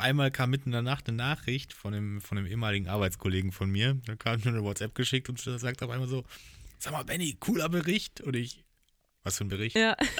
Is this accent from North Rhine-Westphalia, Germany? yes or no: no; Hochschwarzwald, Baden-Württemberg, Germany; ich bin ja praktisch im Hochschwarzwald groß geworden